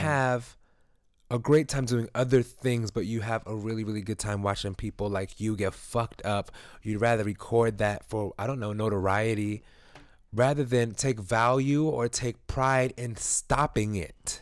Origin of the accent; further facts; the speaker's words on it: New York City, New York, United States; I grew up in East New York